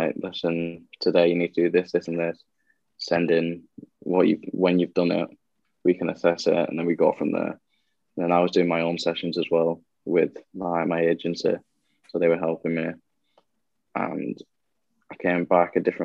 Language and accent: English; Blackburn, North West England, United Kingdom; I'm actually from Blackburn.